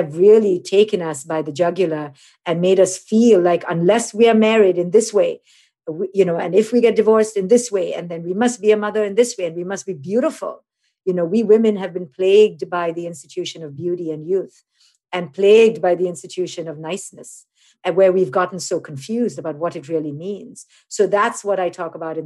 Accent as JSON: {"language": "English", "country": "India", "said": "I'm an Indian woman"}